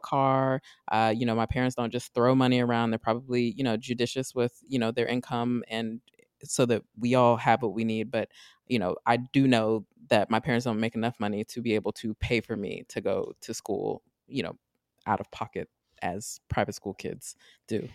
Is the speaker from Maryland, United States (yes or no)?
yes; Maryland, United States; I'm from Maryland